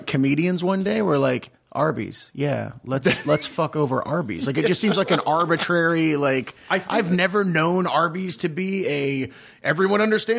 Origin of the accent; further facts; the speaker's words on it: Kentucky, United States; So growing up in Kentucky, I would say that I was a fast food aficionado.